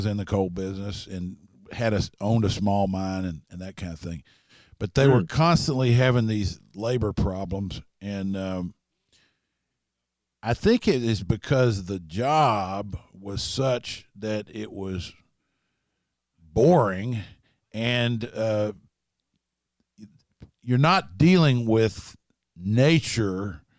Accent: Lexington, Kentucky, United States; also born or lived in Harlan; I noticed studying where I'm from originally, I live in Lexington and have for most of my life, but I was born in Harlan, and I keep referring to it because it marked me, you know.

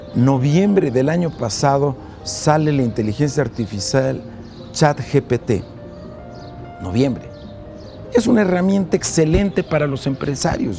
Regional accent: Mexico; Nosotros como mexicanos

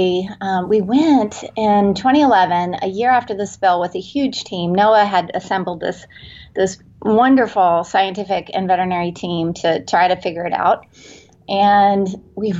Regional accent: Cocoa Beach, Florida, United States; now in San Diego, United States; I was born in Cocoa Beach, and it was during the Apollo era, and my father was working for NASA at the time

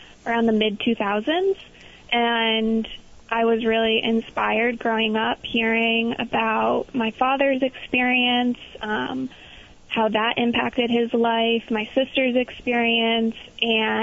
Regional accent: Long Island, New York, United States; now in Vermont, United States; I'm from Long Island, New York

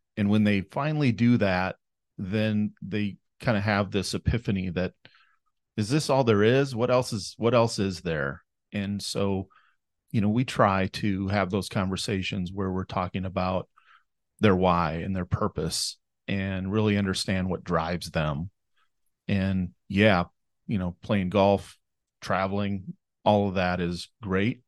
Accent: Fairmont, Minnesota, United States; I was born and raised here in Fairmont, Minnesota

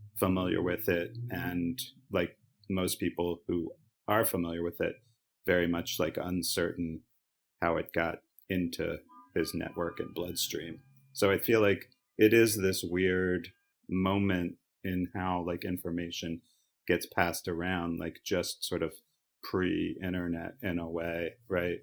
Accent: Baltimore, Maryland, United States; moved away; growing up in Baltimore and, you know, spending at least the first half of my life in a very well-constructed Oriole bubble

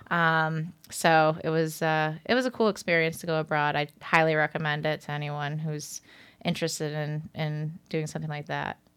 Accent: Watertown, New York, United States; moved away as an adult; also born or lived in Hartford, Connecticut; now in Manhattan, United States; I'm currently living in Manhattan, but I'm originally from the North Country

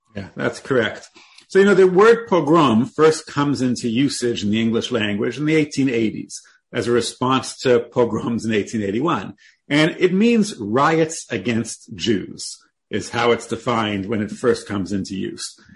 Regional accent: Toronto, Ontario, Canada; I was born in Toronto, Canada

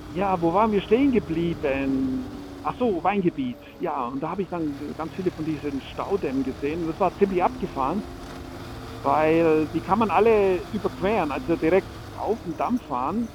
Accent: Franconia, Bavaria, Germany; zurück in meine Heimat, das schöne Frankenland

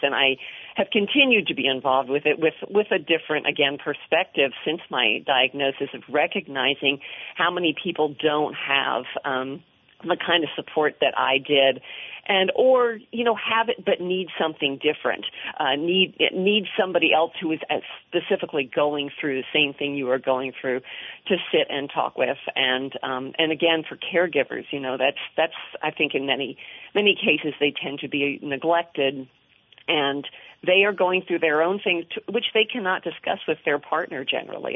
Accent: Washington, District of Columbia, United States; I grew up in the Washington area

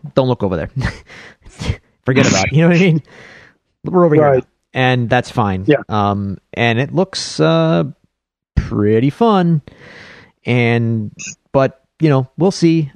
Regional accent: Buffalo, New York, United States; accent: Buffalo; my Buffalo accent

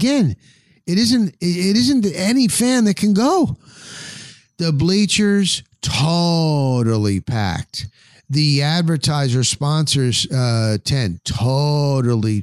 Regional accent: New Jersey, United States; moved away as an adult; now in Tampa Bay, United States; I grew up in the New Jersey area

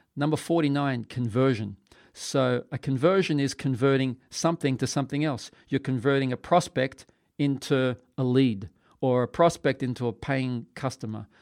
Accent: Australia; I'm from Australia

